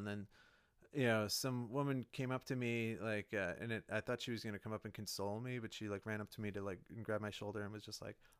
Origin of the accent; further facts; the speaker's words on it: Chicago, Illinois, United States; I grew up in the Chicago suburbs.